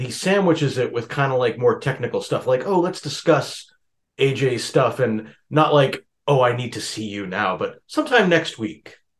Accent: Massachusetts, United States; my hometown in Massachusetts.

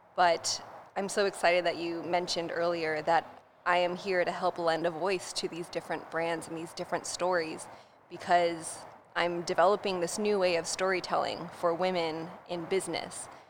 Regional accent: Poway, California, United States; I grew up in North San Diego in Poway

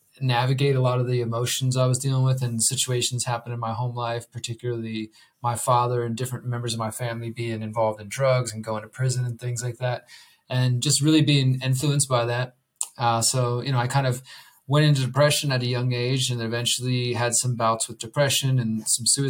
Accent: Houston, Texas, United States; moved away as an adult; now in Mexico; I'm originally from Houston, Texas

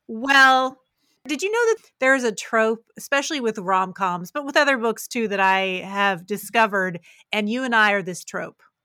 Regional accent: Parkersburg, West Virginia, United States; moved away as an adult; I grew up in Parkersburg

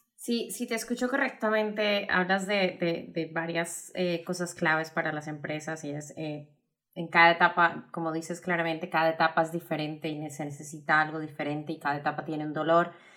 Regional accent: Colombia; moved away; yo como colombiana lo veo en, muchos de mi, familia que todavía está en Colombia

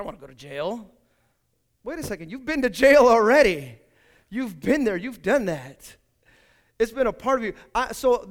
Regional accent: Hayward, California, United States; also born or lived in Fremont / Union City / San Leandro / San Lorenzo; I grew up here in Hayward

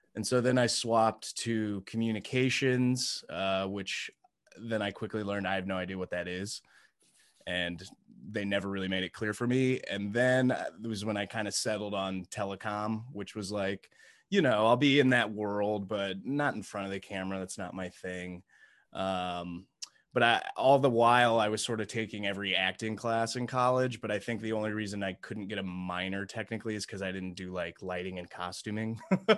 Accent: Indianapolis, Indiana, United States; So yeah, I grew up from I'm from originally from Indianapolis, Indiana.

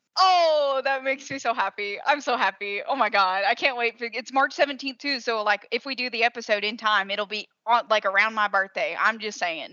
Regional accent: Southern, United States; accent: Southern

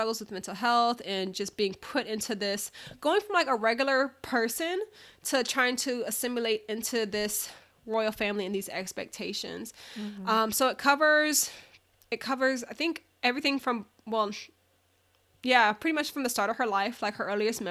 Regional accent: United States; me, as an American

